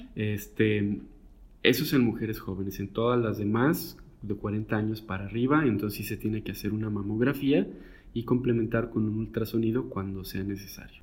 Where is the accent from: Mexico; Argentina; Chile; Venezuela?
Mexico; Guadalajara, Jalisco; now in Monterrey, Mexico; yo de hecho soy originario de Guadalajara, pero pues el, viento me trajo al norte.